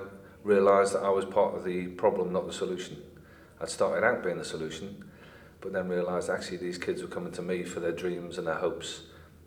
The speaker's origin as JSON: {"language": "English", "town": "Liverpool", "region": "North West England", "country": "United Kingdom", "tie": "born or raised there", "also_born_or_lived": "London", "moved": "as an adult"}